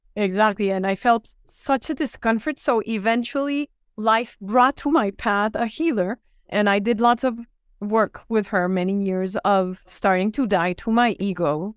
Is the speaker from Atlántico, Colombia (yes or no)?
no; Bogotá, Colombia; also born or lived in Fairfax, Virginia, United States; I was born in Fairfax, Virginia, but then we moved to Bogotá, Colombia, where my parents were from